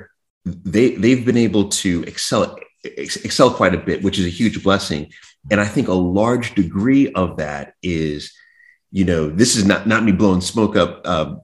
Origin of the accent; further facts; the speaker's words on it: New York, United States; I was born in New York, and we lived in Jamaica, Queens